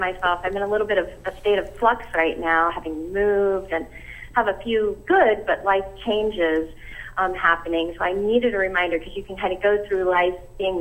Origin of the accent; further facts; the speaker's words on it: Ohio, United States; moved away; I'm from Ohio. We often took field trips to the Serpent Mound when I was in school.